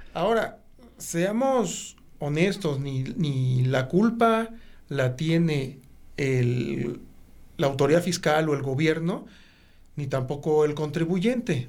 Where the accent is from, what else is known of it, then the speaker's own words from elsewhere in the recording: Mexico; todos como mexicanos, por el hecho de ser mexicanos